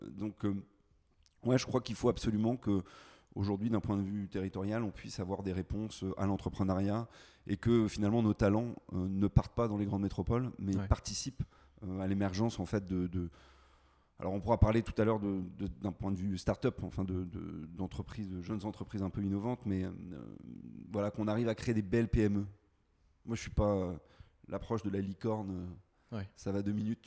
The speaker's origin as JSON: {"language": "French", "town": "Landerneau", "region": "Brittany", "country": "France", "tie": "born or raised there", "also_born_or_lived": "Paris", "lives_now": "Brest, France", "said": "Je suis né à Landerneau, juste à côté de Brest."}